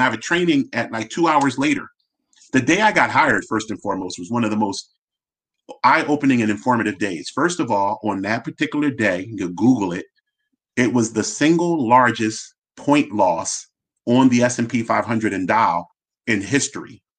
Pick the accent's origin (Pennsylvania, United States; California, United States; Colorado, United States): Pennsylvania, United States; Philadelphia; I'm born and raised in Philly